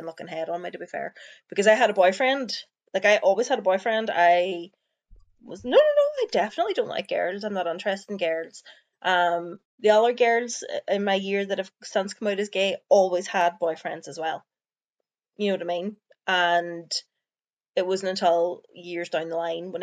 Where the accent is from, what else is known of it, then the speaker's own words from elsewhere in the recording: Derry, Northern Ireland, United Kingdom; I grew up near the Bogside practically